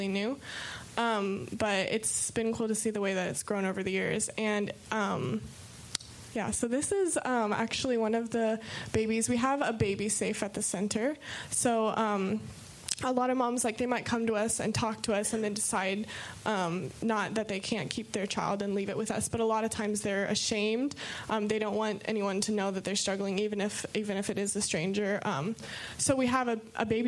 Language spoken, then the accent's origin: English; United States; I'm from America